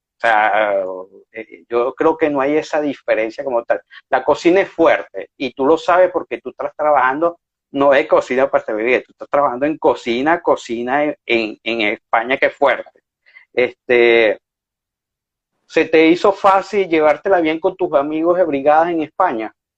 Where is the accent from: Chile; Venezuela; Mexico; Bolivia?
Venezuela; now in Spain; como cocineros venezolanos